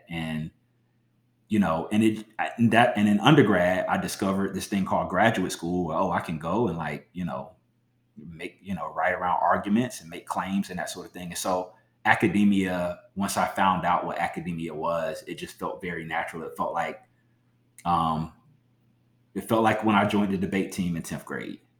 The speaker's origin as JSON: {"language": "English", "region": "South Carolina", "country": "United States", "tie": "born or raised there", "also_born_or_lived": "Philadelphia / Milwaukee", "moved": "as an adult", "said": "I grew up in South Carolina"}